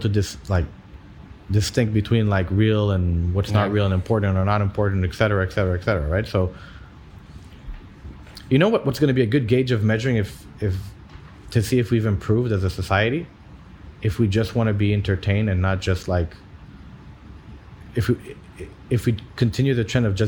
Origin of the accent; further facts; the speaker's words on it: Saudi Arabia; I grew up in Saudi in the 90s, 80s and 90s